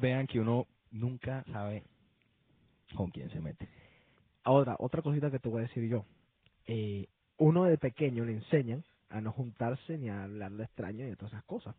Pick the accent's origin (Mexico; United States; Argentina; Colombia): Colombia; yo soy de Colombia